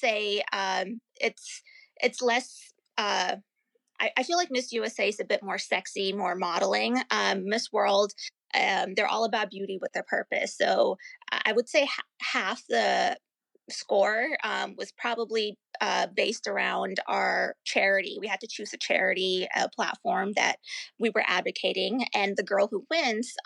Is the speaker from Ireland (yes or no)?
no; India; also born or lived in Pennsylvania / California / North Carolina / New York; now in Virginia, United States; I grew up in India. I was born in India